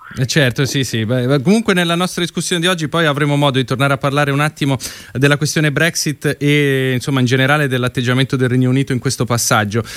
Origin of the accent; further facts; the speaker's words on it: Lombardy, Italy; io sono lombardo